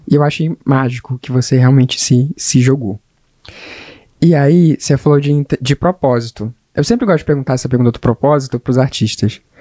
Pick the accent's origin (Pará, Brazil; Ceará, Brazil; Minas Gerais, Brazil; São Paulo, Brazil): Pará, Brazil; also born or lived in Rio de Janeiro; now in Boa Vista, Brazil; a gente nasce em Roraima, eu, eu, eu nasci aqui, aqui em Boa Vista, mas eu, eu, já não digo mais que eu sou, que eu sou roraimense, digo que eu sou paraense, porque eu fui criado no Pará. Fui criado no Pará, passei um tempo no Rio de Janeiro, então tá tudo uma mistura.